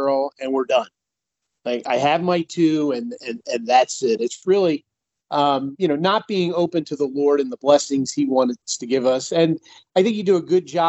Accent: Philadelphia, Pennsylvania, United States; I grew up in the Philly area

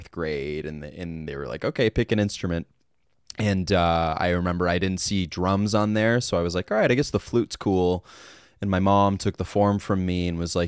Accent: Hartford, Connecticut, United States; I was born in Hartford, Connecticut, East Coaster

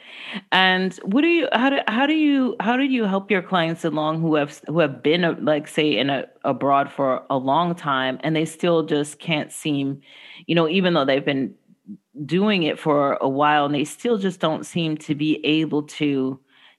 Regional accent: Los Angeles, California, United States; moved away as an adult; also born or lived in Fairbanks, Alaska; I come from Los Angeles, California

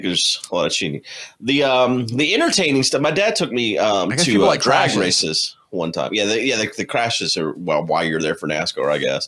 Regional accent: Texas, United States; I think I was from Texas

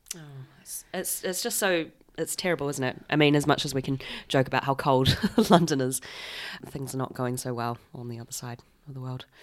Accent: New Zealand; moved away; when I go back to New Zealand

